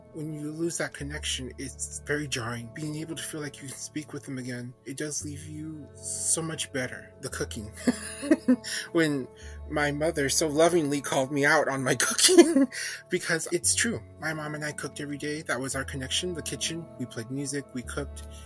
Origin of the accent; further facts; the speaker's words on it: El Paso, Texas, United States; I'm from El Paso, Texas